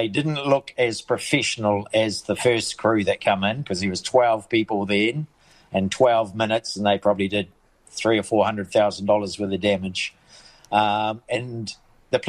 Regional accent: Kaitaia, Northland, New Zealand; now in Thames, New Zealand; I'm from Kaitai.

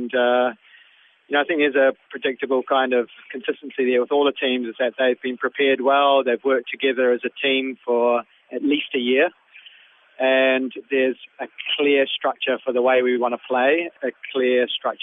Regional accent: New Zealand; my nationality, being a New Zealander

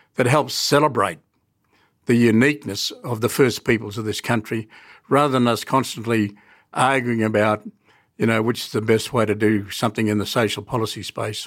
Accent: Katherine, Northern Territory, Australia; I grew up in Catherine

